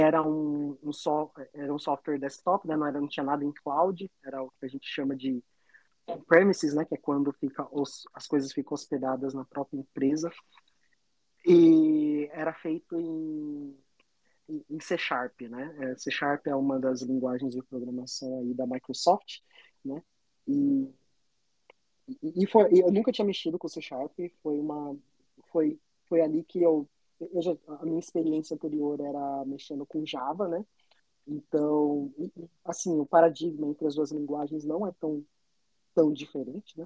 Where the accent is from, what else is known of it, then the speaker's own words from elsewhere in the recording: Indaiatuba, São Paulo, Brazil; now in Toronto, Canada; sou do interior de São Paulo, uma cidade chamada Indaiatuba, fica ali do ladinho de Campinas